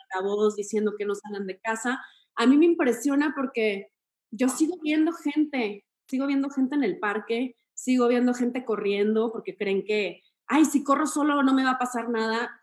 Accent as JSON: {"language": "Spanish", "town": "Torreón", "region": "Coahuila", "country": "Mexico", "moved": "yes", "said": "soy de Torreón"}